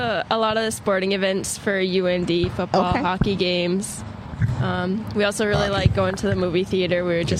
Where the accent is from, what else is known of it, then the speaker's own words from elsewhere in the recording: Harvey, North Dakota, United States; I'm from Harvey, which is just the middle of the state, small town.